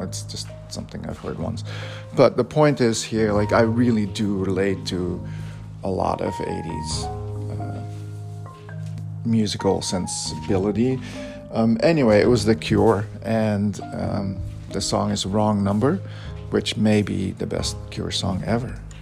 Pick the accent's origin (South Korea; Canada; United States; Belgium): Belgium; I grew up in Belgium